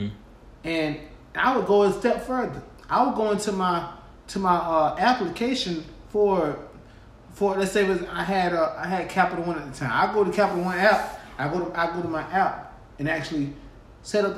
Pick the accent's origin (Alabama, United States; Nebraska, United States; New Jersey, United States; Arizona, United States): Alabama, United States; Groveville; moved away; I'm from Groveville, Alabama